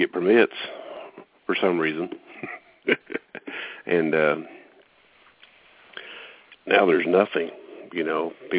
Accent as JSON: {"language": "English", "region": "Appalachia", "country": "United States", "tie": "born or raised there", "said": "I grew up in Appalachia, and I'm here to tell you today that Appalachia supports Appalachia."}